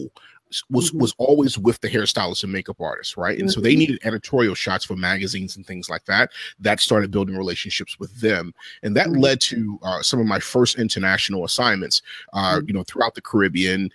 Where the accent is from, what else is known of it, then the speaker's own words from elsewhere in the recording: Baltimore, Maryland, United States; I'm originally from Baltimore, Maryland